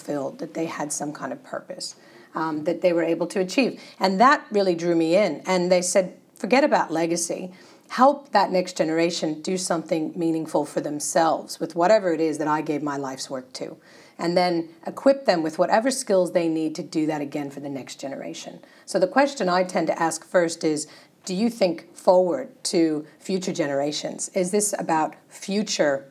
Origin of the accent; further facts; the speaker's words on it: United States; moved away as an adult; now in Australia; It's the American formalities in me